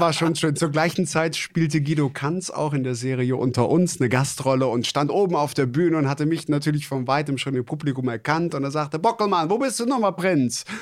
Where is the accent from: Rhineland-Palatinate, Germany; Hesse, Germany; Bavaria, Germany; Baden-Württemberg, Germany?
Rhineland-Palatinate, Germany; Traben-Trarbach; moved away; also born or lived in Kreis Heinsberg; ich bin mit dem Karneval groß geworden. Jetzt nicht ja. in Hochburgen wie jetzt äh, Düsseldorf oder Köln, ähm, sondern eher auch im äh, Mosel-ländlichen Bereich. Ich ah. komme ja gebürtig aus Traben-Trabach